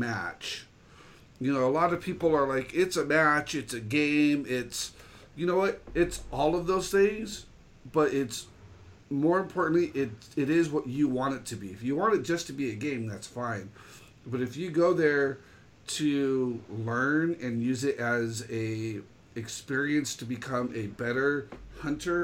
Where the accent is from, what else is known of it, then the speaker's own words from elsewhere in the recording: California, United States; I'm from California.